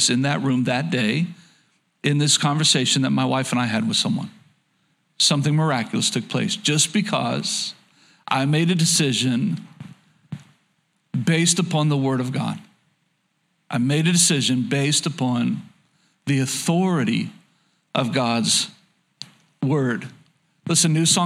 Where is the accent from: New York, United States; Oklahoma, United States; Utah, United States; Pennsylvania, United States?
Oklahoma, United States; a Southern boy growing up in Oklahoma